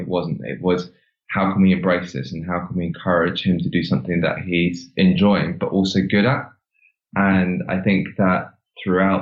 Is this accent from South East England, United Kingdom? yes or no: yes; Ripley, South East England, United Kingdom; moved away as an adult; also born or lived in Cornwall; now in London, United Kingdom; I grew up in Surrey, which is sort of cosmopolitan part, or sorry, suburbia part of London